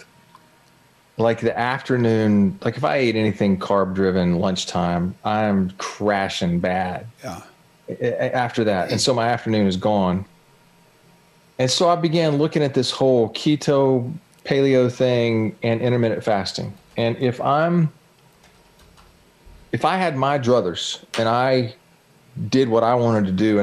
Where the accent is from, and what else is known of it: Jacksonville, Florida, United States; born or raised there